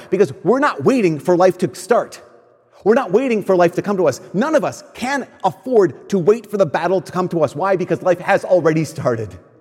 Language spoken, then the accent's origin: English; Minnesota, United States; I'm from a place in Minnesota where people move too